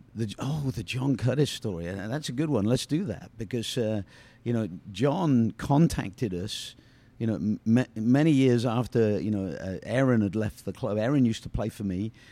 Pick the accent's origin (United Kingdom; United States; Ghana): United Kingdom; moved away; I'm British